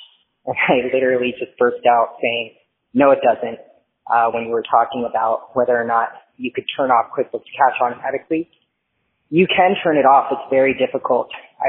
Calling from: Miami, Florida, United States; I'm calling from Miami, Florida.

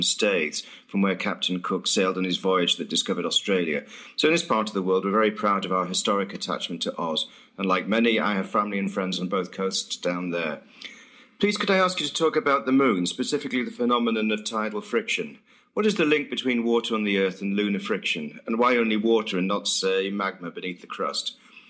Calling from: Saltburn-by-the-Sea, North East England, United Kingdom; I'm calling from Saltburn by the Sea up on the northeast coast of Yorkshire, England.

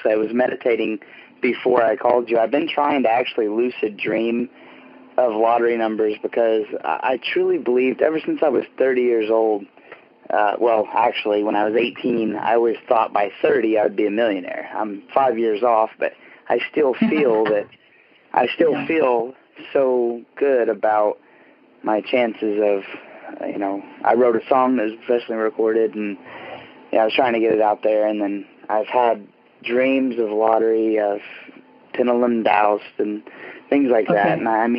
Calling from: Terre Haute, Indiana, United States; I am calling from Terre Haute, Indiana.

